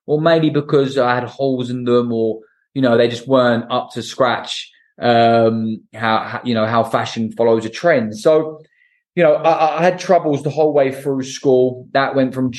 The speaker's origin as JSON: {"language": "English", "town": "Portsmouth", "region": "South East England", "country": "United Kingdom", "tie": "born or raised there", "said": "I'm from Portsmouth"}